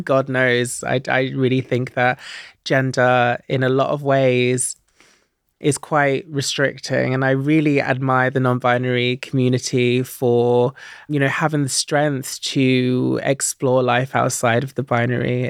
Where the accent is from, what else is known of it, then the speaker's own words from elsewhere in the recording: Stansted Mountfitchet, East of England, United Kingdom; Yeah, I grew up in Essex in a little town called Sandstone Mount Fitchett